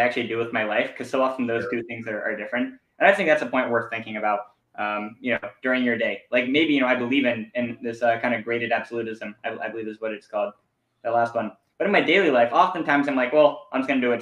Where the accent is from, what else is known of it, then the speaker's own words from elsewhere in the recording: Pacific Northwest, United States; we're from the Pacific Northwest.